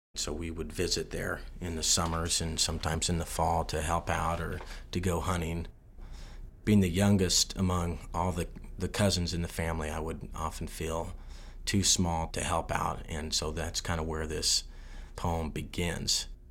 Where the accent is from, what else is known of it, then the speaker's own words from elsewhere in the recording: Kearney, Nebraska, United States; I grew up in Kearney, which is, I guess, a city in Nebraska terms of 20,000